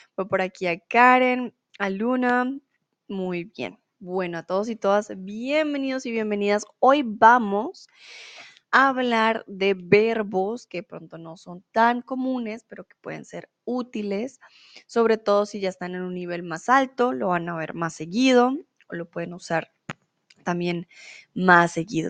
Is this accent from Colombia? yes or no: yes; Colombia; moved away as an adult; now in Germany; soy de Colombia y mm, bueno, realmente vivo en Alemania